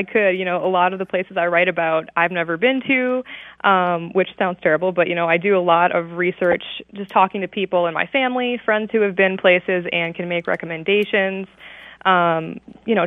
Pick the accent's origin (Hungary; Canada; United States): United States; Holland, Michigan; also born or lived in Ann Arbor, Michigan; I'm originally from Holland over on the west side of the state.